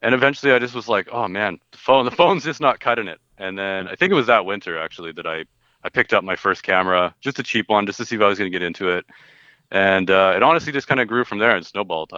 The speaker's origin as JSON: {"language": "English", "town": "Robson", "region": "British Columbia", "country": "Canada", "tie": "born or raised there", "said": "I grew up in Robson, right in the Columbia River"}